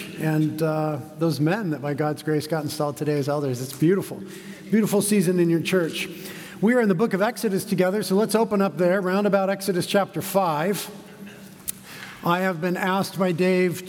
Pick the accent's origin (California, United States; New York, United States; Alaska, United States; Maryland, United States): California, United States; Carpinteria; also born or lived in Santa Barbara; I was born in Carpinteria, also known as a promised land, and to a wonderful family who taught me about Jesus, raised me in the Lord